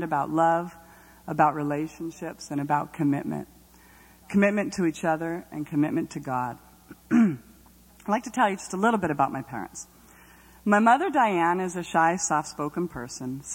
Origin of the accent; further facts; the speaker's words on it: Los Angeles, California, United States; I grew up in Northridge, California, home of earthquakes and valley girls